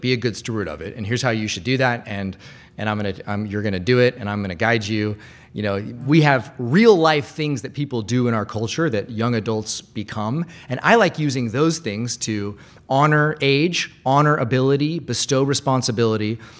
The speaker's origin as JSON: {"language": "English", "town": "Bellevue", "region": "Washington", "country": "United States", "tie": "born or raised there", "said": "I used to go to a lot of these things growing up in Bellevue"}